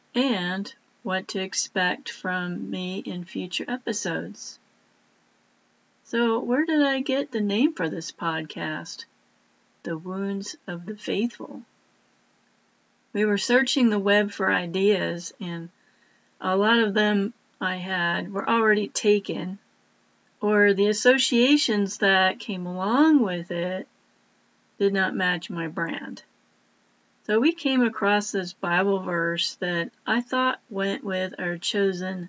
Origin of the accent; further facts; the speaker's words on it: East Coast, United States; I'm originally from the East Coast.